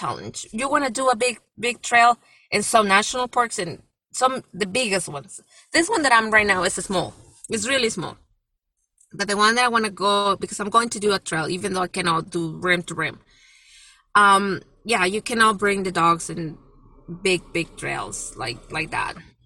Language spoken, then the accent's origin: English; Mexico; moved away; even though I'm from Mexico, it's my country, but I've been in this country for so many years, more than half of my life